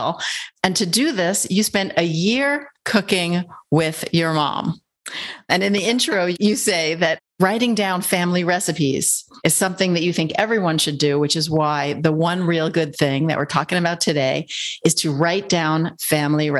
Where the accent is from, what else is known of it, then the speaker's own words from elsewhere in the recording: New York, United States; I'm a New Yorker, so I say guys for everyone